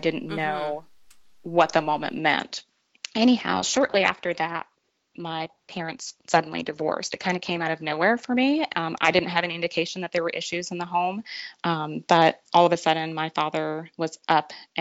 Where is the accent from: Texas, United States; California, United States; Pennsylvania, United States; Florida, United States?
Florida, United States; Tampa; now in Franklin, United States; I was raised in Tampa, Florida, and I was the only girl of 5 children.